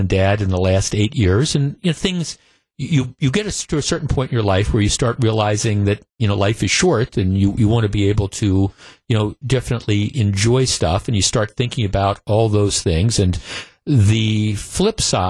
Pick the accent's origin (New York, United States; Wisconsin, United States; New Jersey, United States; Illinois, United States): Wisconsin, United States; work at the radio station the biggest stick in the state in the my hometown